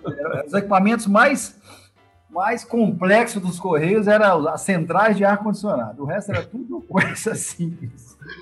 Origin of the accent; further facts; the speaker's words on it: Pancas, Espírito Santo, Brazil; eu sou um capixaba, né? Nascido no interior do estado, no, na cidade chamada Pancas